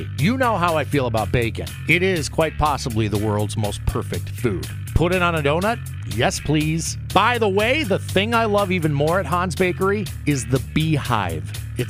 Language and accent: English; Minneapolis–Saint Paul, Minnesota, United States; now in Des Moines, United States; Growing up in the Twin Cities